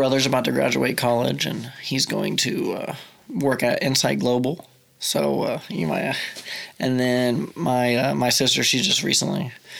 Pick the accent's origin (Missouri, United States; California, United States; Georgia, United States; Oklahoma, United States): Oklahoma, United States; Tuttle; also born or lived in Mustang, Oklahoma; I moved to Tuttle. I lived in Mustang till fourth grade, which is just across the river. And I moved to Tuttle when I was in fifth grade.